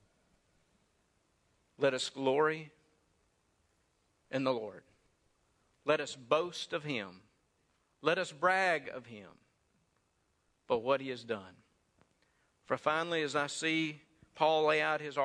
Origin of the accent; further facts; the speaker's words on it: Saltillo, Mississippi, United States; Around Saltillo, Mississippi.